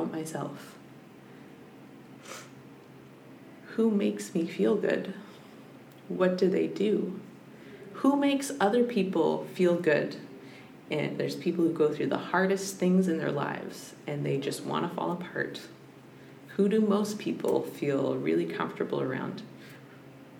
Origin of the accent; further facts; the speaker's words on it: Squamish, British Columbia, Canada; now in Brentwood Bay, Canada; growing up in Skolmish